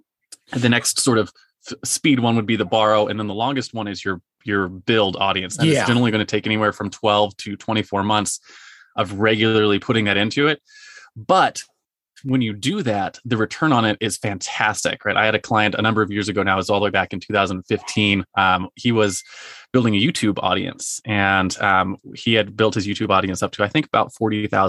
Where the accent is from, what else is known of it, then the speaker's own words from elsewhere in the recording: Marietta, United States; my hometown, you mentioned Marietta